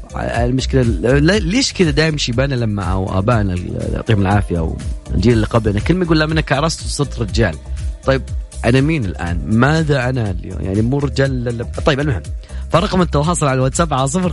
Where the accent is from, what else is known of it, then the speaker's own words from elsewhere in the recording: Saudi Arabia; عندنا في السعوديه